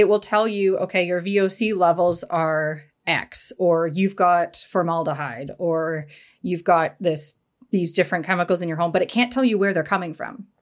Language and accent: English; Canada; I'm from Canada.